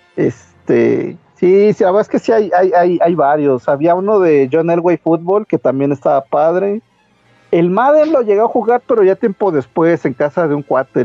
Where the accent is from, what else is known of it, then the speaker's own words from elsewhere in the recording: Toluca, State of Mexico, Mexico; also born or lived in Metepec; now in Mexico City, Mexico; yo, yo crecí en, en Toluca, bueno, Toluca y Metepec